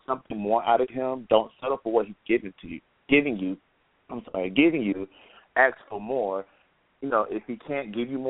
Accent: Gainesville, Florida, United States; moved away as an adult; now in Atlanta, United States; I'm from Gainesville, Florida, but I now live in Atlanta. I just moved here today

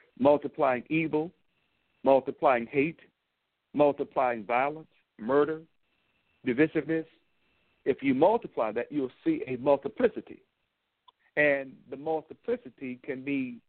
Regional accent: Dumas, Arkansas, United States; moved away; I grew up in Arkansas, a southern part of this United States, small but not insignificant. City of Dumas

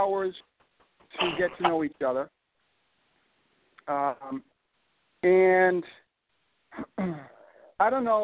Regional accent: Boston, Massachusetts, United States; accent: Boston; my Boston accent

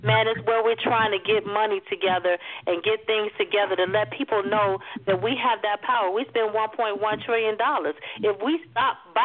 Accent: Chicago, Illinois, United States; Daryl and I are not from Texas. We're from Chicago

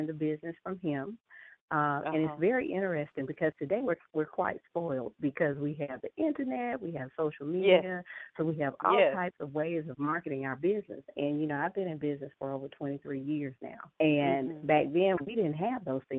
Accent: Atlanta, Georgia, United States; So I am a Southern girl. I was born and raised in Atlanta and still live here

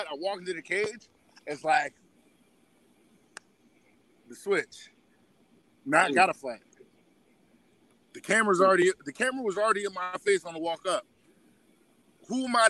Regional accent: Rahway, New Jersey, United States; also born or lived in Staten Island, New York; I'm from Rahway. Pretty much, I was born out in Staten Island. I lived out there, but was going to school over here for a little while, and then we finally made the full move over here

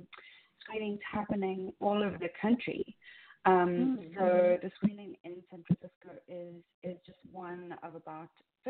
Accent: Cape Town, Western Cape, South Africa; moved away as an adult; now in New York, United States; I was raised in South Africa. Yeah. What part? Actually, in Cape Town.

